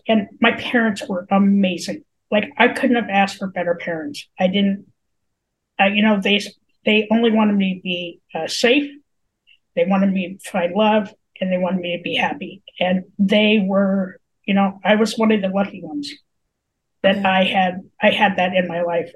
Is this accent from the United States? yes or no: yes; Colorado, United States; I was born and raised in Colorado.